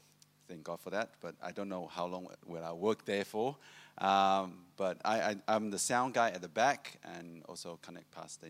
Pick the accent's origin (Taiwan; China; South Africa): Taiwan; now in Australia; I'm from Taiwan, and I came in 2005